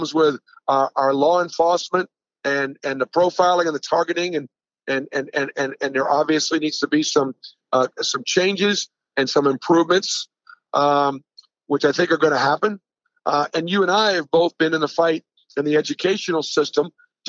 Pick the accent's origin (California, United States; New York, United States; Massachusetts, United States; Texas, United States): Massachusetts, United States; Boston; I was born in 1960 in Boston